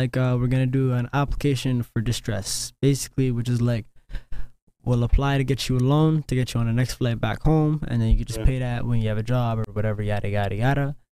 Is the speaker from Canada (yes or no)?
yes; Canada; these niggas find out I'm Canadian